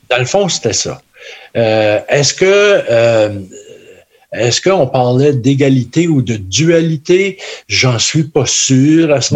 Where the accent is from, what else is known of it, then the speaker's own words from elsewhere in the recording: Northern Ontario, Canada; en Ontario français, ici, depuis moi je viens du Nord